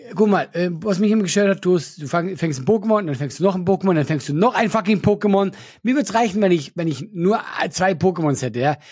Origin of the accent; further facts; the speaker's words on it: Switzerland; Ich bin Schweizer